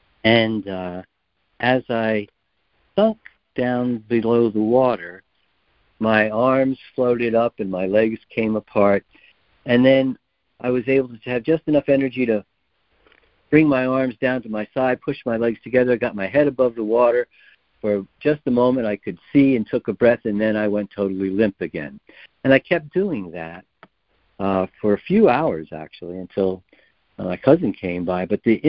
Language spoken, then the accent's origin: English; Japan; As I said, I grew up in Japan. I just didn't realize it until I left.